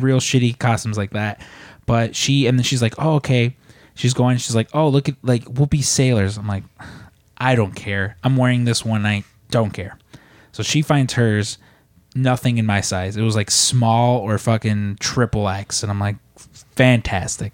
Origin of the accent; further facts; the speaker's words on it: Midwest, United States; now in Chicago, United States; growing up in the Midwest